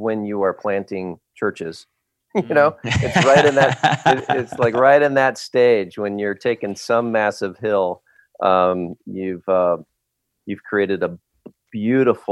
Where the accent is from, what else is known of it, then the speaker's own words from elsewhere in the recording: Long Beach, California, United States; moved away as an adult; also born or lived in Santa Barbara, California / Hawaii; now in Kansas, United States; I am from Long Beach, California, originally.